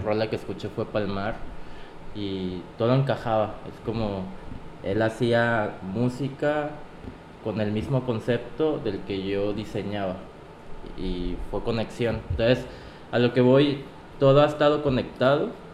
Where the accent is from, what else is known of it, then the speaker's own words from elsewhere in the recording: Acapulco, Guerrero, Mexico; soy de aquí, soy de Acapulco. Aquí empezó toda, toda mi carrera